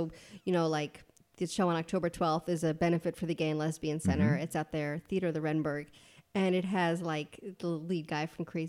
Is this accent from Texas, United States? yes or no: no; New York City, New York, United States; also born or lived in Evanston, Illinois; I read Dan Savage as a kid growing up in Queens.